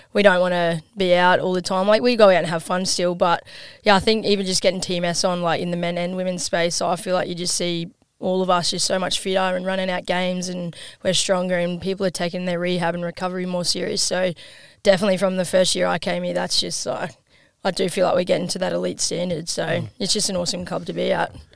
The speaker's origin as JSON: {"language": "English", "town": "Gladstone", "region": "Queensland", "country": "Australia", "tie": "born or raised there", "also_born_or_lived": "Geelong, Victoria", "said": "I was born in Geelong, moved to Gladstone when I was five, which is like six hours up north from here"}